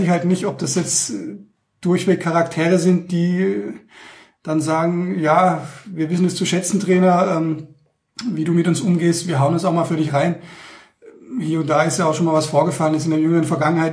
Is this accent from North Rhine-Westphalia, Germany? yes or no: no; Heilbronn, Baden-Württemberg, Germany; now in Munich, Germany; als gebürtiger Heilbronner